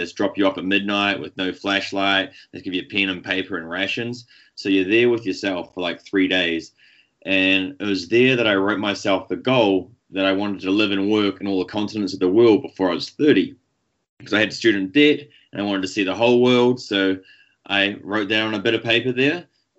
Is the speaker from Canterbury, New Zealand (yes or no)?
no; Nelson, New Zealand; moved away as an adult; now in Denver, United States; I grew up in New Zealand. So my first 21 years I spent in New Zealand, and I just graduated from university in New Zealand.